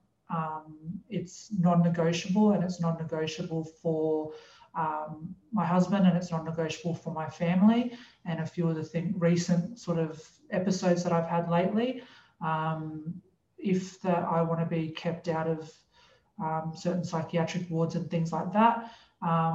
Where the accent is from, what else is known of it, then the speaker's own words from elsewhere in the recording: Brisbane, Queensland, Australia; moved away; we grew up in Brisbane, so I had a lot of friends and family there